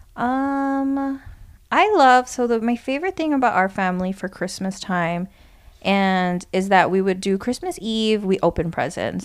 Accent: Hawaii, United States; moved away; I'm from Hawaii

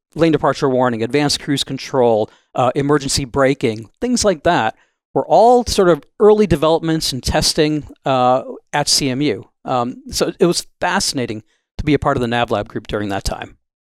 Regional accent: Wisconsin, United States; moved away as an adult; also born or lived in Los Angeles, California / Pittsburgh, Pennsylvania; I grew up in Wisconsin

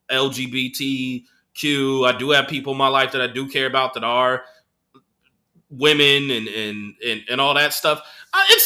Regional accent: United States; Like me, I I grew up in George Bush's America

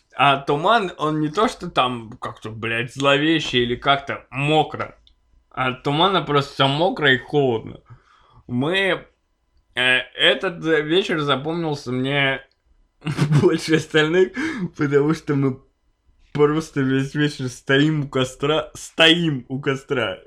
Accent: Chelyabinsk, Chelyabinsk Oblast, Russia; мы все из Челябинска

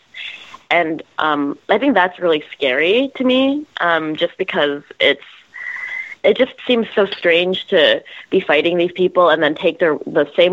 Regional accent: Canada; now in United States; I'm Canadian. I grew up in a very different system, and I'm an American citizen now

